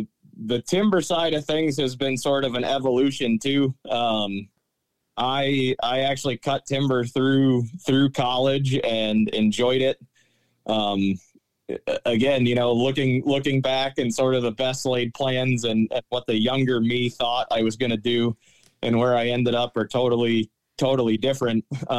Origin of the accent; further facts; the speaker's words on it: Connecticut, United States; moved away as an adult; now in Pennsylvania, United States; I grew up in Connecticut, did my 4 years of forestry study at the University of New Hampshire.